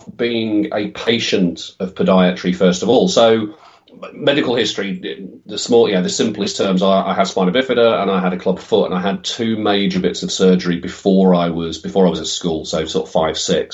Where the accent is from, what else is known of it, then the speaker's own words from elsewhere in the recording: Midlands, United Kingdom; also born or lived in Oxford; came back to the Midlands, where both of our families were from